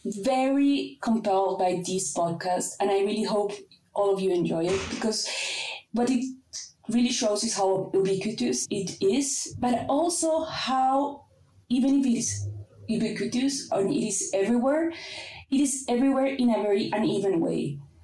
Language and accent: English; Bogotá, Bogotá Capital District, Colombia; moved away; I'm from Bogota. I'm currently based here.